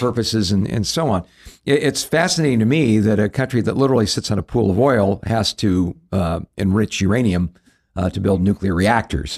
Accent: Southern California, United States; growing up in Southern California

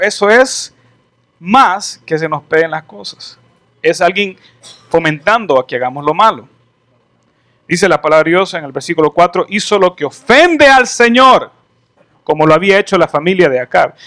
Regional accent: El Salvador; moved away as an adult; also born or lived in Canada; Yo me fui de El Salvador me fui a, estudiar a Canadá, viví en Canadá un tiempo, regresé

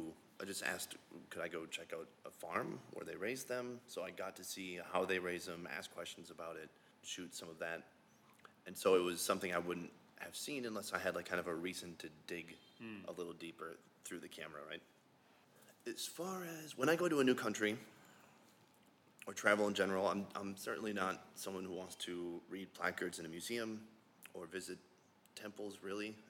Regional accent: Minnesota, United States; moved away as an adult; now in South Korea; Yeah, so I'm from Minnesota originally, and when I was about 24, I moved to Korea.

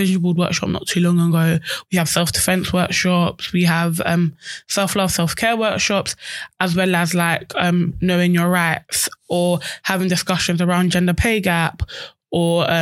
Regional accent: London, United Kingdom; I grew up in Peckham. I'm born and bred Peckham.

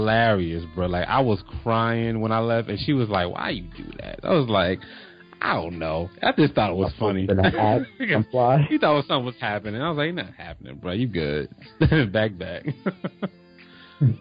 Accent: New Jersey, United States; now in Atlanta, United States; I'm from Jersey

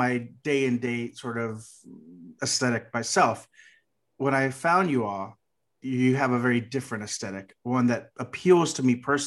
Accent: Texas, United States; I'm from Texas

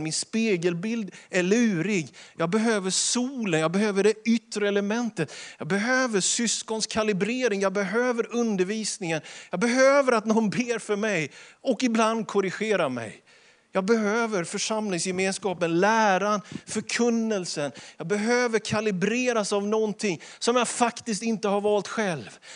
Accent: Småland, Sweden; Man sätter inte potäter, som vi smålänningar säger

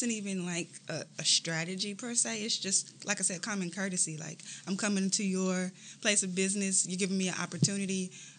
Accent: Landstuhl, Rhineland-Palatinate, Germany; born there; Yeah, so I was born in Landstuhl, Germany.

